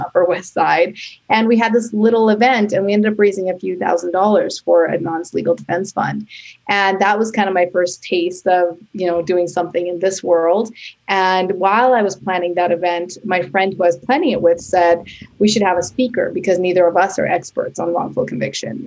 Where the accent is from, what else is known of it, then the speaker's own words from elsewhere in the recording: Canada; now in New York City, United States; I am Canadian and I now live in New York City with my husband and son